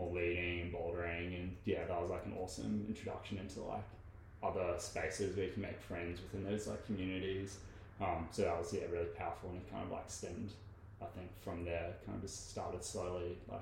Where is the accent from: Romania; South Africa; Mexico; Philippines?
South Africa; I grew up in South Africa